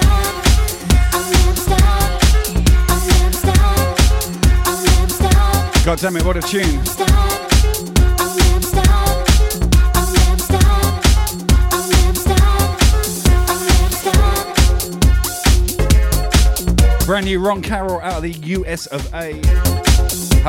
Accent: Southampton, South East England, United Kingdom; moved away as an adult; also born or lived in Northampton; now in Brisbane, Australia; I'm from Southampton originally, and I lived in Northampton for a while.

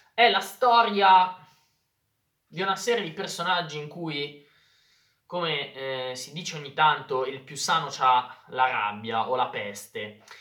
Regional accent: Lombardy, Italy; accent: Lombard; si parla tanto lombardo, si parla tanto il mio dialetto

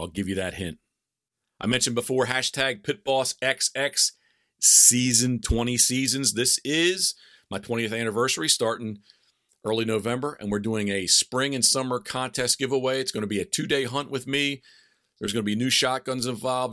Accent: Havre de Grace, Maryland, United States; now in Berlin, Maryland, United States; I was born in Habitable Grace, Maryland, the self-proclaimed decoy capital of the world

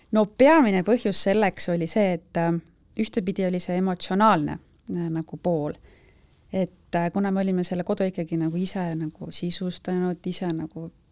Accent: Viljandi, Viljandi County, Estonia; now in Tallinn, Estonia; elan Tallinnas, algselt olen pärit Viljandist

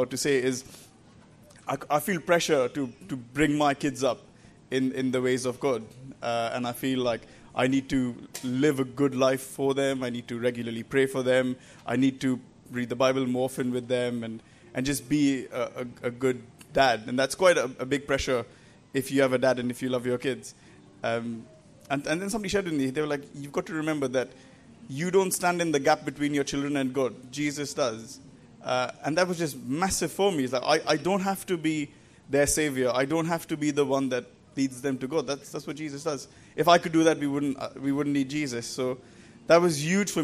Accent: India; accent: Indian; moved away as an adult; now in England; I grew up in India and moved to England about 10 years ago now, so that's why I speak with my still Indian accent.

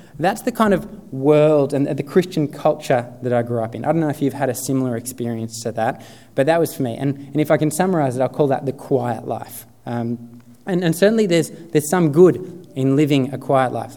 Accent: Sutherland Shire, New South Wales, Australia; I grew up in the Sutherland Shire

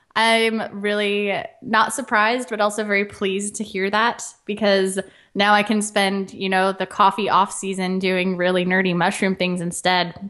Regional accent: Central Oregon, United States; moved away as an adult; now in Portland, United States; I grew up in a small town in Central Oregon

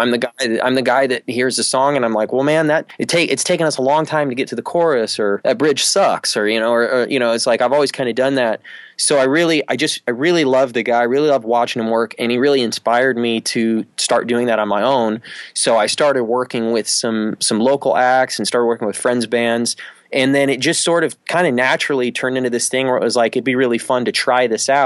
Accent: Michigan, United States; moved away as an adult; also born or lived in Austin, Texas; I grew up in Michigan, and there weren't a lot of bass players where I grew up

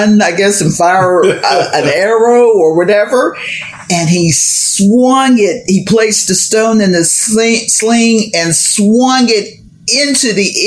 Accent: Hazelwood, Pennsylvania, United States; I'm from Hazelwood

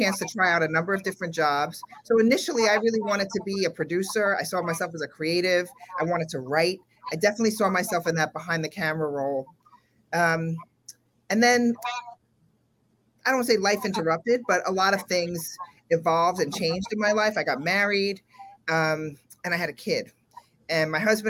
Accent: New York City, New York, United States; I grew up in the South Bronx here in New York

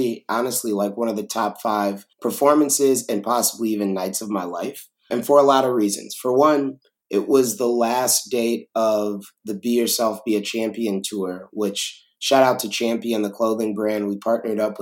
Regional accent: Chicago, Illinois, United States; being from Chicago, being from the South Side

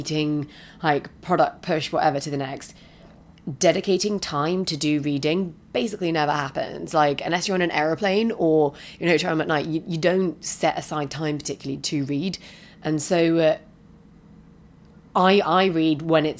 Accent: United Kingdom; moved away as an adult; now in San Francisco, United States; being the British person

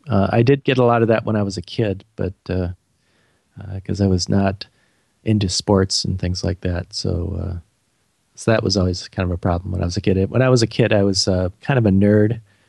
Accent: Beloit, Wisconsin, United States; now in St. Paul, United States; I live in St. Paul, Minnesota, which is part of the Twin Cities with Minneapolis. And I'm from a small town in Wisconsin called Beloit. But I've lived in Minnesota most of my life.

